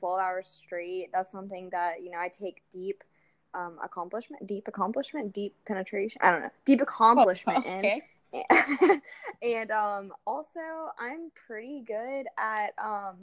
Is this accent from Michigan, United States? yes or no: no; Tallahassee, Florida, United States; I'm from Tallahassee, Florida. I've been living here for basically my entire life